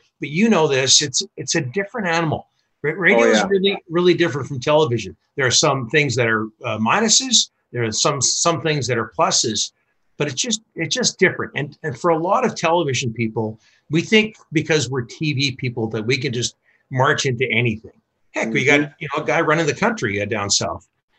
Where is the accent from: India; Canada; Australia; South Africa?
Canada; Vancouver, British Columbia; I grew up in Vancouver.